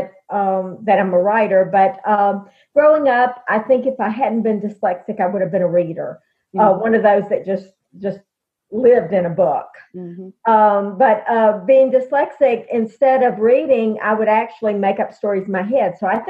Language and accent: English; Alabama, United States; I'm from Alabama